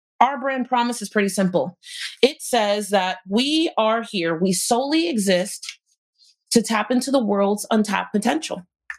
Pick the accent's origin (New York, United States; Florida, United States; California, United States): Florida, United States; I'm from Florida, I head to North Carolina